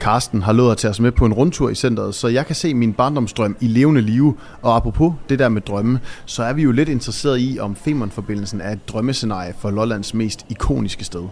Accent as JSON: {"language": "Danish", "area": "North Jutland", "region": "North Denmark Region", "country": "Denmark", "said": "jeg er oppe fra Nordjylland af"}